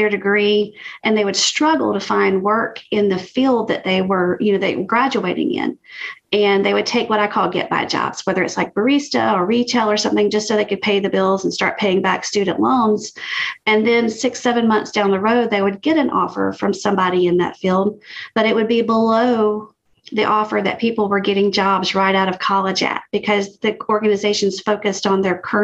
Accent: Alabama, United States; now in Georgia, United States; I am a sassy Southerner, born and raised in Alabama and living in Georgia currently

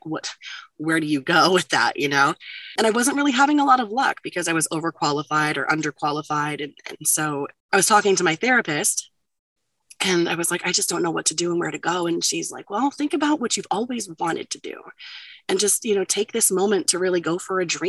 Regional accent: Ohio, United States; now in Roanoke, Virginia, United States; I'm originally from Ohio

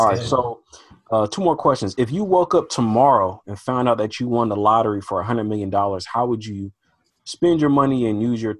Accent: Portland, Oregon, United States; growing up in Portland, Oregon, man, we don't get a lot of exposure to, at least in the school system, just resources for Black history. And there's just not a huge Black community.

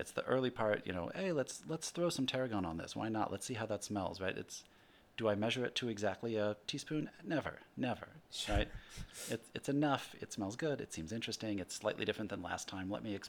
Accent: Midwest, United States; Growing up in the Midwest, my dad was grew up on a farm

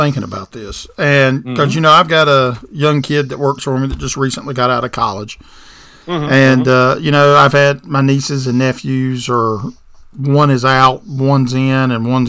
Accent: the South, United States; I'm from the South

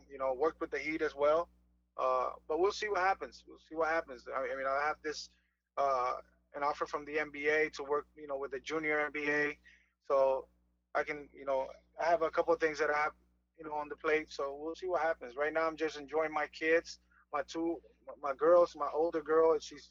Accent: Fajardo, Puerto Rico; moved away; I turned pro with my hometown team in Fajardo

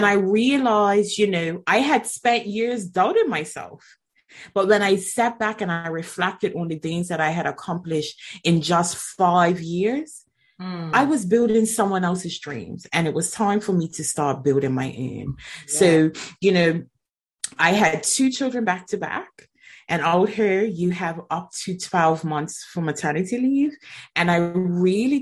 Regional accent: Bermuda; now in England; I'm originally from Bermuda and I am currently living in England

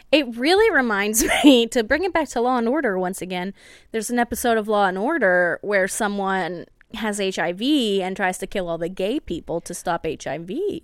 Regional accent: United States; being an American

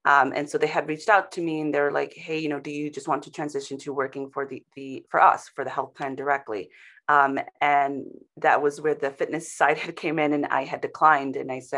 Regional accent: Bronx, New York, United States; also born or lived in St. Thomas; I, you know, am in New York now, but I was born in the West Indies on an island called St. Thomas. And really, my family and I worked our way from there to the Bronx.

